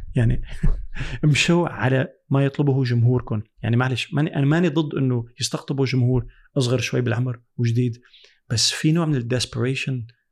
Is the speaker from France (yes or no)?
yes; France; also born or lived in United States; انا ربيت بفرنسا